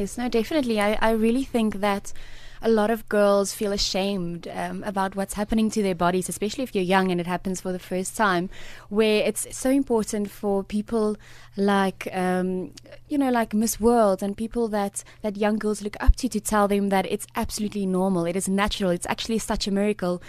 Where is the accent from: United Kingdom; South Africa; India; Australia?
South Africa; I'm also proudly South African